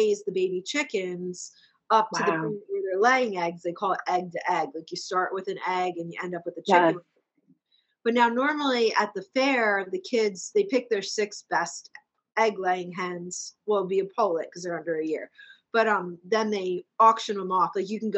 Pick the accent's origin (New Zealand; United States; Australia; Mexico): United States; Douglasville, Pennsylvania; also born or lived in Boyertown; I grew up on in Douglasville